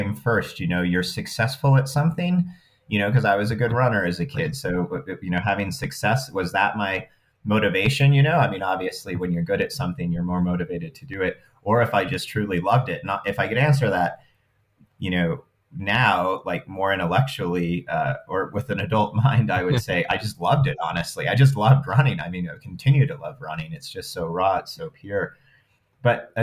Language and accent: English; Wyoming, United States; I grew up in Wyoming